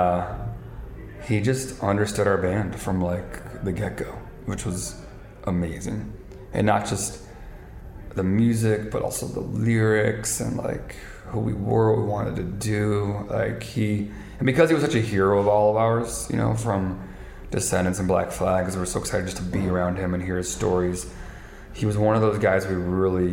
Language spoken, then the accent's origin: English; Chicago, Illinois, United States; I grew up in like a Chicago scene